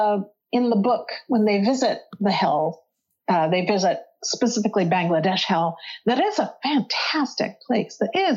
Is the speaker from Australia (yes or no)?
no; Northern England, United Kingdom; But we're not. We're not Scottish. We're from Northern England.